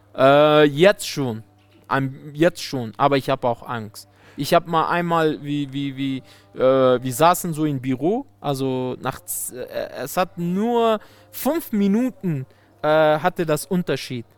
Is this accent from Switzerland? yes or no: no; Afghanistan; German is a second language; also born or lived in Germany; mein Land